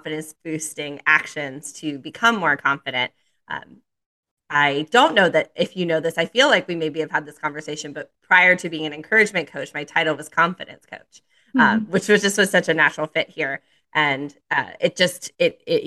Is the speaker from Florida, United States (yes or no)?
yes; Miami, Florida, United States; moved away as an adult; also born or lived in Naples, Florida; now in Charlotte, United States; I'm from Miami, Florida. I moved to Charlotte 2 years ago after a solo travel journey. I lived in Miami, Florida until I was 30 years old